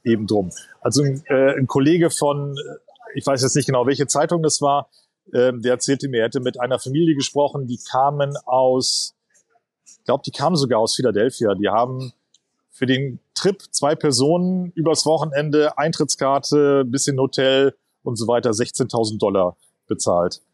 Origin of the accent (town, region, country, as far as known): Germany